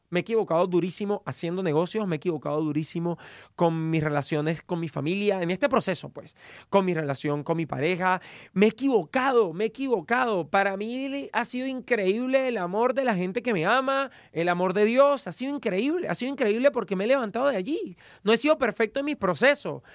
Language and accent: Spanish; Venezuela; moved away as an adult; now in United States; soy venezolano, estudié comunicación en Venezuela